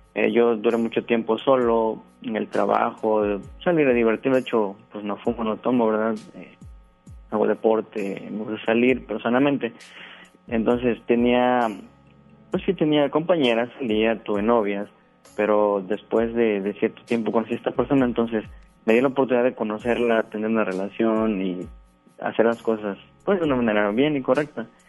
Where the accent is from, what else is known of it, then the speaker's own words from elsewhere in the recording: Veracruz, Mexico; moved away as an adult; now in Guadalupe, Mexico; yo no soy de, este estado, ¿verdad? Yo soy del estado de Veracruz. ya tengo acá tres años me vine a trabajar